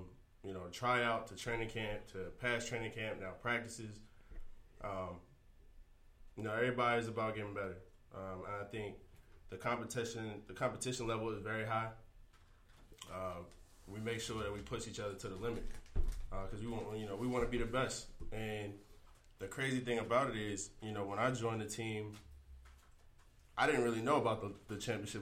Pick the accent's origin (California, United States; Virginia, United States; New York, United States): California, United States; moved away; I'm originally from California